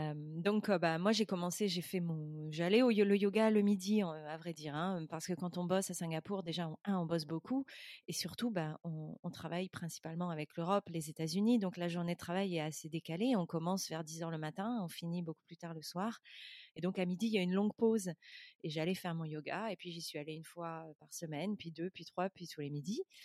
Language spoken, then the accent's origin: French; France; moved away as an adult; also born or lived in London; je suis française slash européenne